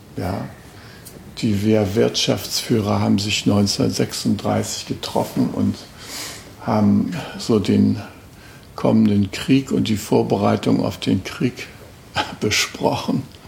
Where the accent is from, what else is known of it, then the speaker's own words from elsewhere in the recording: Germany; als äh, Westdeutscher